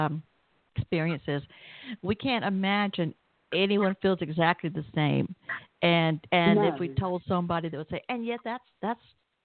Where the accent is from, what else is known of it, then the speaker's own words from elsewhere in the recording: Southern, Southern United States, United States; accent: Southern; you're doing quite well understanding my Southern accent